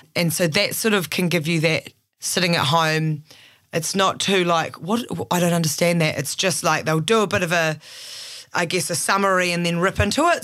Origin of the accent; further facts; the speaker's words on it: Christchurch, Canterbury, New Zealand; also born or lived in Auckland; now in Christchurch, New Zealand; I grew up in Christchurch, moved to Auckland once I finished journalism at the University of Canterbury.